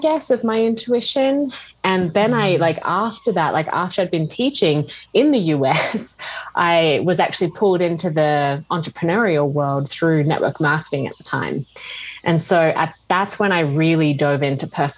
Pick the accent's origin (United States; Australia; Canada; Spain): Australia; moved away as an adult; also born or lived in Scotland; I grew up in Australia and I studied teaching